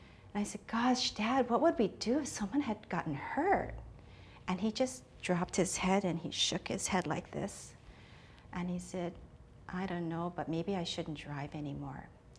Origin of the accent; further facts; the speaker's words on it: Oahu, Hawaii, United States; I am from Oahu.